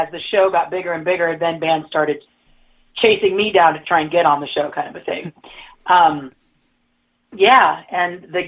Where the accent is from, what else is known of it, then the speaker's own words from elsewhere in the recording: San Francisco, California, United States; I grew up in San Francisco. I'm born and raised here